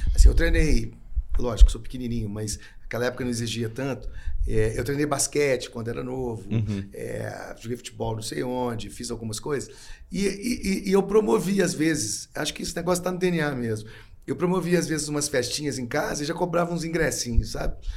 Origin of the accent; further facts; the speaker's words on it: Belo Horizonte, Minas Gerais, Brazil; sou de Belo Horizonte.